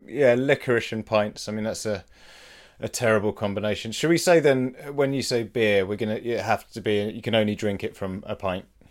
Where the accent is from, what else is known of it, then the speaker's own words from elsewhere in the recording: United Kingdom; in our DNA now as British people